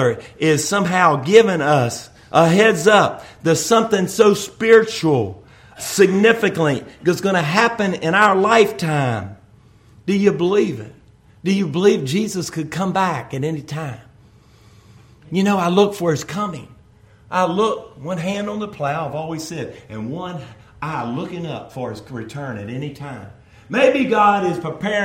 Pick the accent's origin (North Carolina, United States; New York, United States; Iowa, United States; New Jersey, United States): North Carolina, United States; I was born in North Carolina